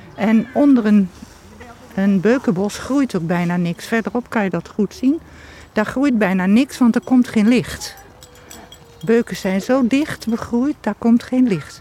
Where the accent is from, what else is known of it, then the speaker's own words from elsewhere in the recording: Achterhoek, Gelderland, Netherlands; ik ben wel in de Achterhoek geboren, maar niet in Vorden.